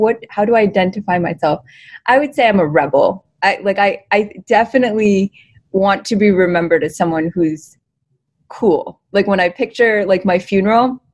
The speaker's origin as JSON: {"language": "English", "town": "Waterford", "region": "Connecticut", "country": "United States", "tie": "born or raised there", "also_born_or_lived": "Hounslow, London / Panchgani, India", "said": "So I grew up in Connecticut. I was born in Hounslow in London. And I grew up in Connecticut."}